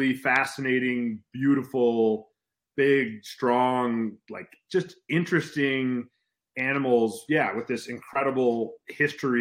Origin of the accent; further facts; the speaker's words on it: Chicago, Illinois, United States; moved away; I grew up in suburban Chicago